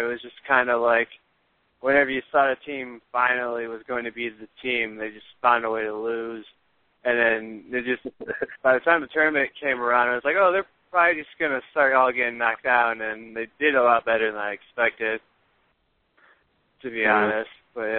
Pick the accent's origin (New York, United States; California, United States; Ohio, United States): Ohio, United States; Toledo; I'm actually from Toledo, so it's about 40 minutes of Michigan, about 2 hours Ohio State. But yeah, I live on Ohio-Michigan state line